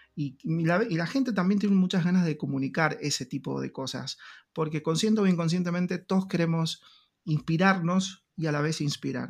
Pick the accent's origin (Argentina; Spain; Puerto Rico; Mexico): Argentina; nuestro país, Argentina